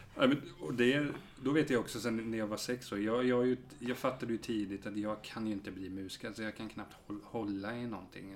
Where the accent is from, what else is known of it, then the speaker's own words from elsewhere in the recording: Hultsfred, Kalmar County, Sweden; jag är från Hultsfred